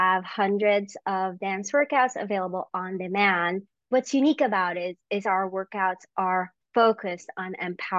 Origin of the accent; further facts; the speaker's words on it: Philippines; moved away; I grew up in the Philippines